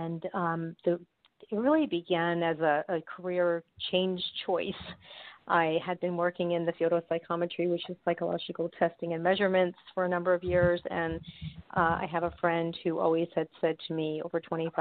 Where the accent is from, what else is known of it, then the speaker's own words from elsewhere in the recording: New York, United States; now in Florida, United States; I'm originally from New York